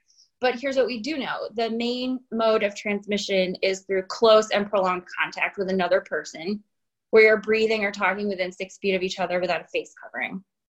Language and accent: English; Illinois, United States; also born or lived in Chicago / Hong Kong; But I grew up in North Central Illinois, and I lived in, after college, in the city of Chicago for 11 years.